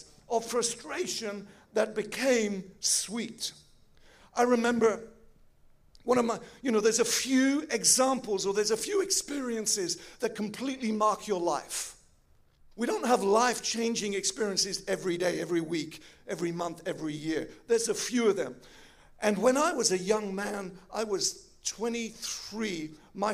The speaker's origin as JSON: {"language": "English", "region": "England", "country": "United Kingdom", "moved": "yes", "lives_now": "Switzerland", "said": "I'm an English boy"}